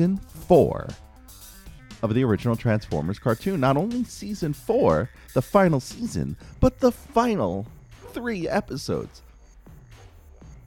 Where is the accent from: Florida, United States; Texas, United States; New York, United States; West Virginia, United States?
New York, United States; New York City; where I grew up in New York City